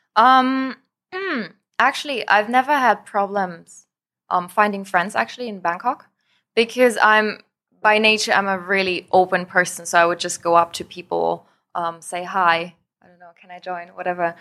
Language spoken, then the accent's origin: English; Germany; moved away as an adult; also born or lived in France; now in Thailand; I was born in Germany, born and raised, um, went all my life there to school